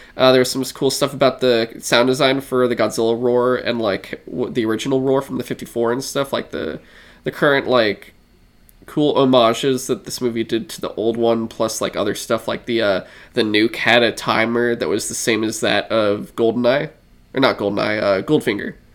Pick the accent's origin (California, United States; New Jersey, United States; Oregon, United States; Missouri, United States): California, United States; San Francisco; we're from San Francisco, grew up in San Francisco, like, this is our home